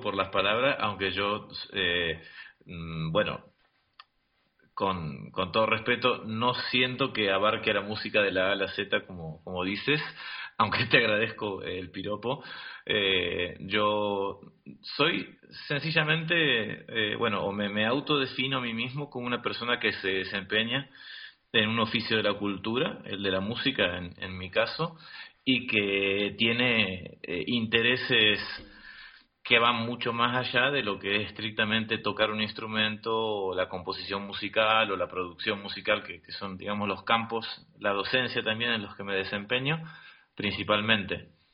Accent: Argentina; now in Madrid, Spain; en mi país, en Argentina

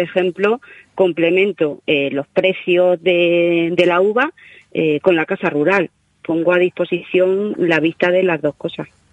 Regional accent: Yecla, Region of Murcia, Spain; mi tierra

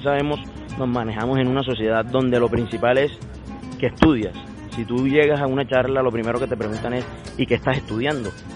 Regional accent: Sincelejo, Sucre, Colombia; moved away; also born or lived in Cali; soy nacido en Cincelejo y es una tierra donde se, donde se vive mucho por el toro

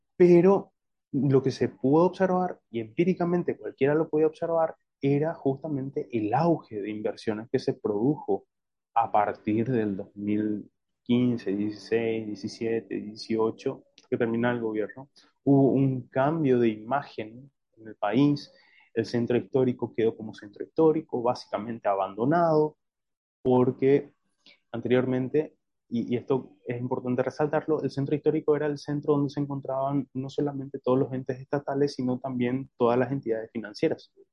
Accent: Paraguay

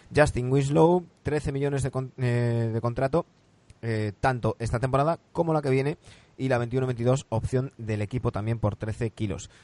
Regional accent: Galicia, Spain; soy gallego

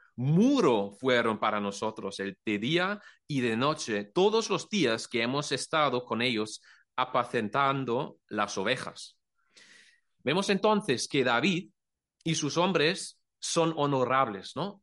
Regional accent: Germany; Spanish is a second language; moved away as an adult; now in Cullera, Spain; somos de Alemania

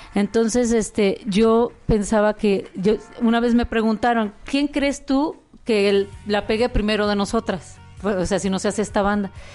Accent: Guadalajara, Jalisco, Mexico; moved away; also born or lived in Mexico City; nací en Guadalajara

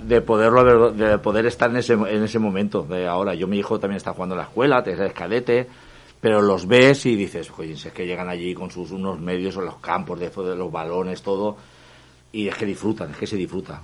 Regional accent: Burjassot, Valencian Community, Spain; yo soy de Burjasot

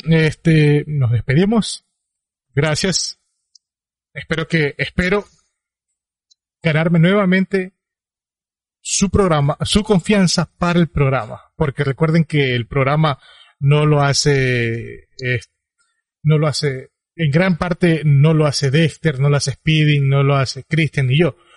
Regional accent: Ecuador; Ambos somos ecuatorianos

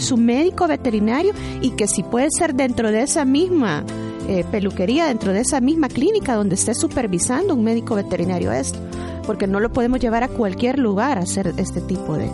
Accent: El Salvador; esperamos, como buenos salvadoreños

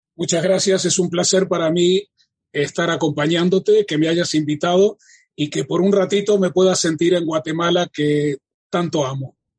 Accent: Uruguay; moved away as an adult; now in Israel; Nací en la República Oriental del Uruguay

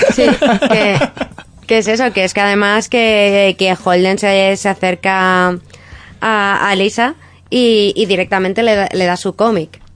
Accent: Madrid, Community of Madrid, Spain; siempre he vivido en Madrid

